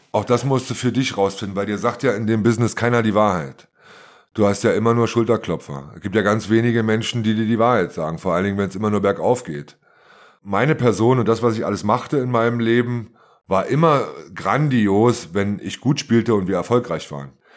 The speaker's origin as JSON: {"language": "German", "country": "Germany", "tie": "born or raised there", "said": "ich komme aus der DDR und bin von zwei sehr systemtreuen Eltern erzogen worden"}